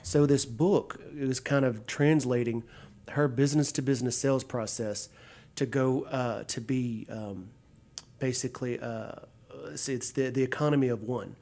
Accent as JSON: {"language": "English", "town": "Pitkin", "region": "Louisiana", "country": "United States", "moved": "yes", "said": "Central Louisiana, a little town called Pitkin."}